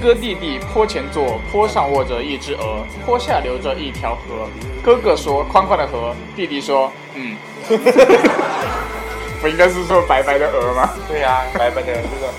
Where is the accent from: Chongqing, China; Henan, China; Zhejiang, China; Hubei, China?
Chongqing, China